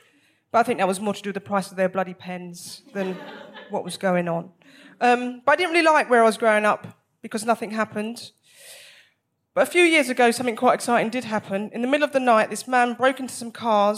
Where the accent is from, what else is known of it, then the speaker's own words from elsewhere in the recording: London, United Kingdom; I'm from South London